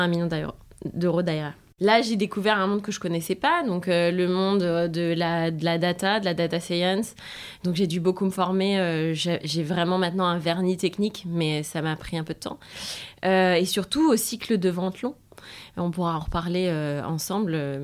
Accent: France; accent: French; moved away as an adult; also born or lived in Spain; j'étais française donc j'avais mon accent insupportable

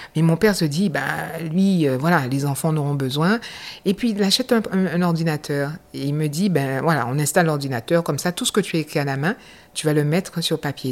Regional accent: Basse-Terre, Guadeloupe; moved away as an adult; je suis de la Guadeloupe, je suis de la ville de Bastère

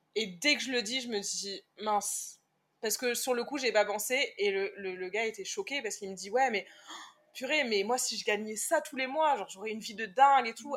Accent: France; Je lui réponds de France

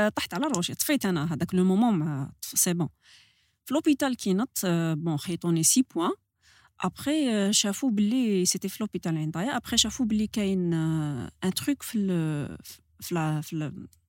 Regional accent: Algiers Province, Algeria; تربيت على البحر في الجي بلاج دونك حياتي كاع على بلاج

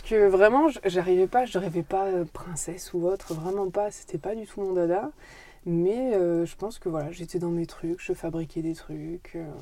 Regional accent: Brive-la-Gaillarde, Nouvelle-Aquitaine, France; je suis née en Corrèze, je suis née à Brive.

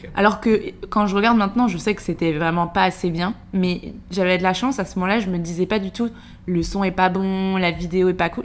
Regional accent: Segré, Pays de la Loire, France; moved away as an adult; now in Paris, France; Je suis originaire de Segré, une petite ville dans le Maine-et-Loire où j'ai grandi jusqu'à mes 18 ans.

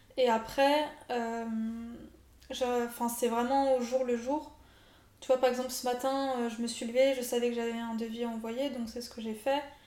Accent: France; nous, en tant que Français

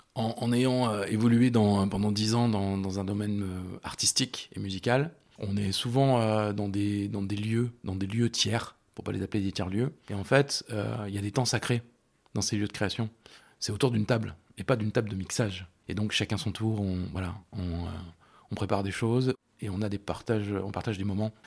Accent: Rive-de-Gier, Auvergne-Rhône-Alpes, France; moved away as an adult; now in Lyon, France; moi j'ai grandi à Rive de Gier, qui est une petite ville qui se trouve entre Saint-Étienne et Lyon

